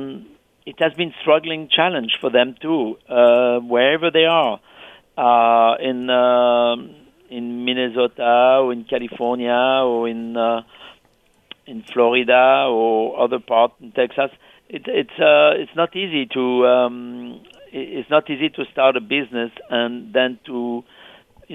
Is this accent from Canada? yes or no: no; France; now in New York City, United States; Back to France in my small village?